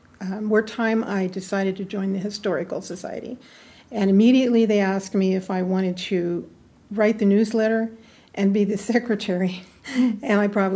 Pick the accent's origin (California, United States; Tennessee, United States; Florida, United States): California, United States; Susanville; also born or lived in San Luis Obispo, California; I moved a lot as a child, and Susanville was just home.